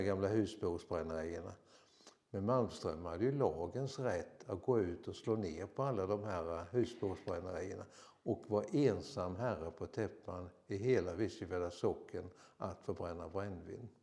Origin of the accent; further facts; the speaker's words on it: Vissefjärda, Kalmar County, Sweden; jag är ju född i Visefjäll, eller jag har bott i Visefjäll från min ungdom